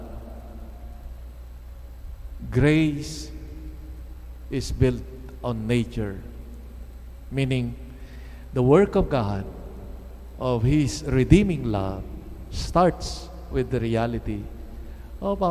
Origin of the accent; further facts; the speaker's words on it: Philippines; the beautiful culture that we have and traditions that we have as Filipino Christians